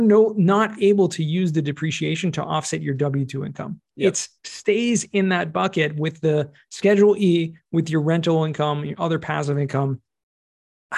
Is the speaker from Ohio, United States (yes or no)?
no; California, United States; moved away as an adult; now in Israel; originally right. from California